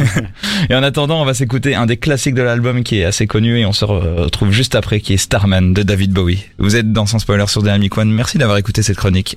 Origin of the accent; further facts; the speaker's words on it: France; je suis français